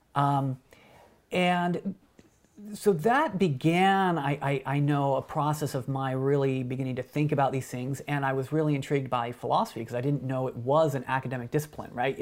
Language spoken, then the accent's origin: English; Wyoming, United States; where I grew up in Wyoming